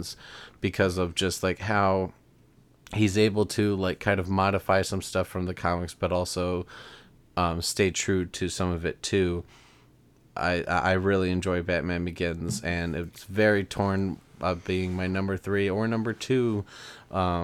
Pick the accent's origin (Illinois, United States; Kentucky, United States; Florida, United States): Illinois, United States; Chicago; we're from Chicago